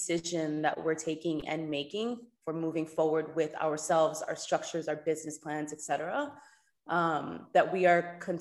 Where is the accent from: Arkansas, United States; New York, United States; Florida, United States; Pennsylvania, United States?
New York, United States; New York City; moved away as an adult; now in Cayman Islands; I'm born and raised in New York, Dominican